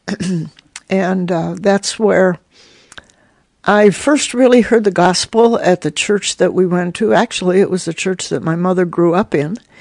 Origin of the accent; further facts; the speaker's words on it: Lakewood, Ohio, United States; also born or lived in Shelbyville, Indiana / Twinsburg, Ohio; I grew up in Lakewood, and most of my favorite things in school were sports